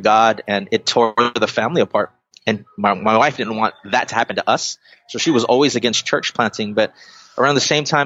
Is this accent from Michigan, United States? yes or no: no; Carson, California, United States; also born or lived in Guam / Long Beach, California; Long Beach is where I first landed, or our family landed, moving here from Guam. And so Long Beach has always been my home, even though I grew up in Carson